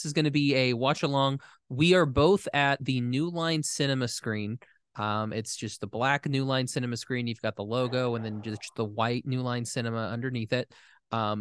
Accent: Oklahoma, United States; I'm from Oklahoma.

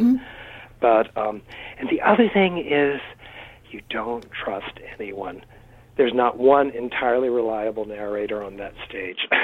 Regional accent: North Carolina, United States; moved away; I came from from North Carolina

